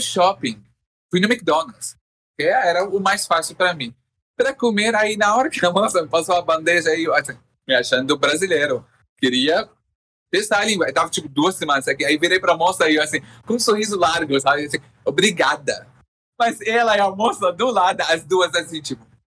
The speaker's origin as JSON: {"language": "Portuguese", "country": "Syria", "tie": "born or raised there", "also_born_or_lived": "Jordan", "second_language": "Portuguese", "moved": "as an adult", "lives_now": "Brazil"}